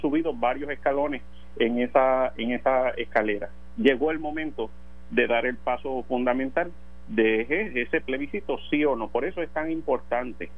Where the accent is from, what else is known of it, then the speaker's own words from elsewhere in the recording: Puerto Rico; a donde quiera que yo vaya en este planeta voy a seguir siendo puertorriqueño